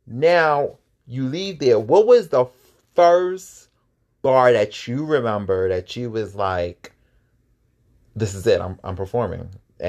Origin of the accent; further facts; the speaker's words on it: East Coast, United States; I'm from the East Coast.